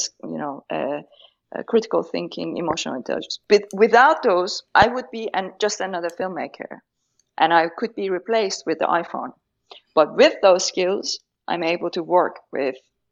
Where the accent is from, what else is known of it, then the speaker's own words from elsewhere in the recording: Tehran, Tehran Province, Iran; English is a second language; moved away as an adult; I grew up, I was born in Tehran during the Iran-Iraq war.